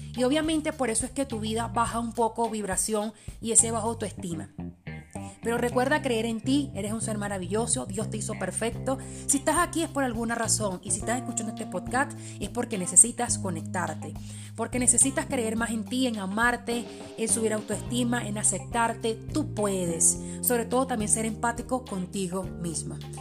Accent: Venezuela; Spanish is a second language; also born or lived in Port-au-Prince, Haiti; como decimos en Venezuela

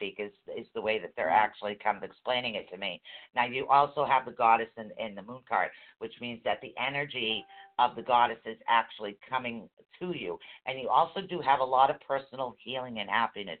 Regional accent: Boston, Massachusetts, United States; we're from Boston.

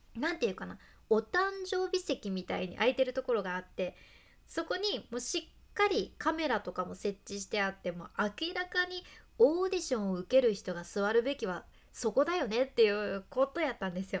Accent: Hakata, Fukuoka, Japan; accent: Hakata dialect; 博多弁の幸あれ子でした

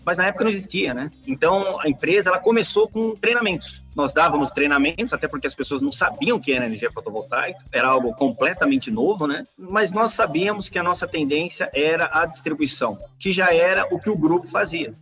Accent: São Paulo, Brazil; sou, sou nascido na cidade de São Paulo, capital, né? Cresci no Ipiranga

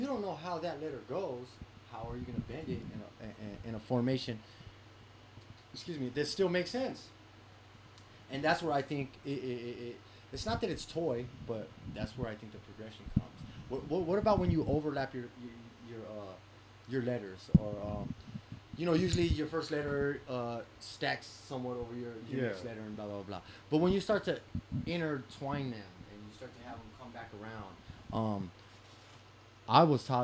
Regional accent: West Coast, United States; I'm from the West Coast

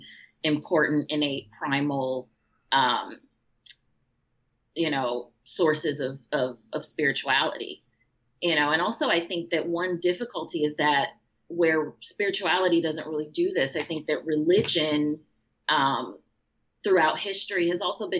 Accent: Chicago, Illinois, United States; growing up in Chicago my whole life

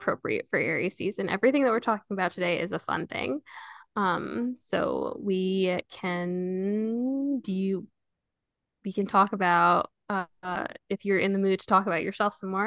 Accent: New York, United States; I'm from New York

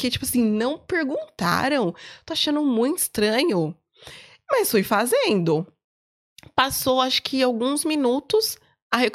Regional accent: Brazil; Eu falei, não, eu sou brasileira, eu nunca falei que eu, que eu era portuguesa.

